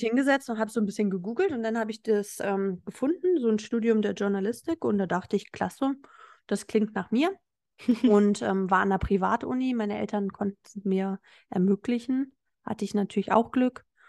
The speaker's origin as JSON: {"language": "German", "region": "Hamburg", "country": "Germany", "also_born_or_lived": "Berlin", "moved": "as an adult", "said": "Ich kam jetzt nicht aus einer Kleinstadt, ich bin aus Hamburg gekommen"}